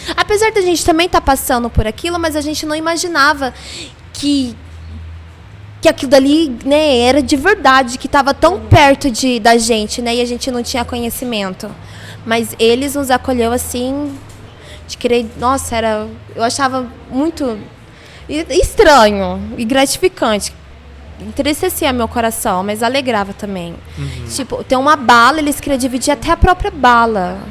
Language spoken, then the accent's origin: Portuguese; Londrina, Paraná, Brazil; eu sou aqui de Londrina, nasci em Londrina